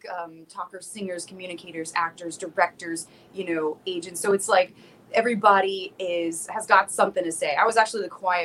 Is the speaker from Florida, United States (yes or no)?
yes; South Florida, United States; moved away; I'm originally from South Florida